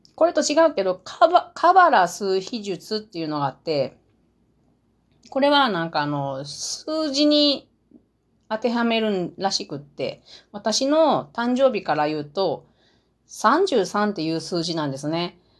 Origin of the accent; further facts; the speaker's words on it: Matsusaka, Mie, Japan; accent: Mie dialect (Matsusaka dialect); 三重県松阪市が出身地です。なので私の言葉は、三重、三重弁ですけれども、その中でも松阪弁。